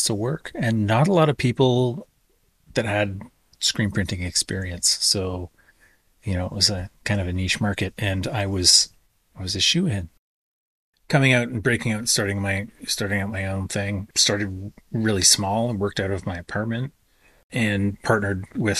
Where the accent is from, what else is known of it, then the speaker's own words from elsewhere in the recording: White Sand First Nation, Ontario, Canada; now in Peterborough, Canada; I am Loon Clan from White Sand First Nation